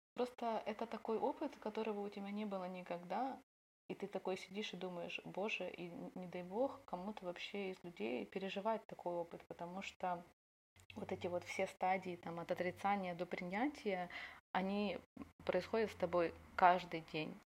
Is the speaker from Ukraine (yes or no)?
yes; Ukraine; also born or lived in Odesa; я из Украины